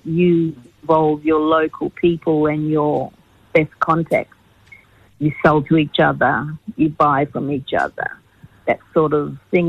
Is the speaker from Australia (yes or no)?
yes; Australia; I'm Aboriginal. I'm proud to be an Aboriginal